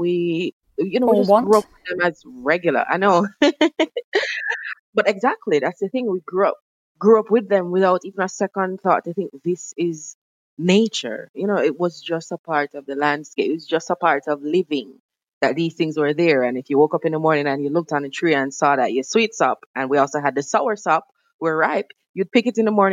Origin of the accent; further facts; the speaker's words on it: Jamaica; also born or lived in England; now in United Kingdom; I grew up in Jamaica as what I call an uptown girl